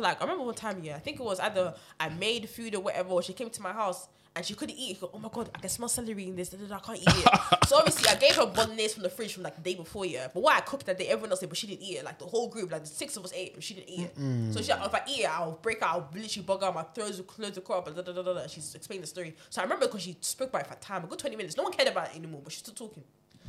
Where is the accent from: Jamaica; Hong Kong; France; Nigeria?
Nigeria; I'm Nigerian. You can't have me growing up in Hollywood and keep testing me like that.